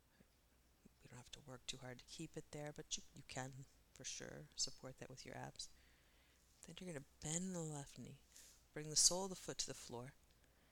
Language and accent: English; East Coast, United States; growing up on the East Coast